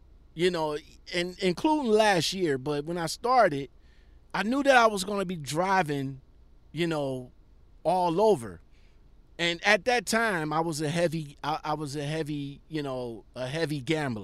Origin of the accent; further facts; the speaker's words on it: Ohio, United States; my hometown of Ohio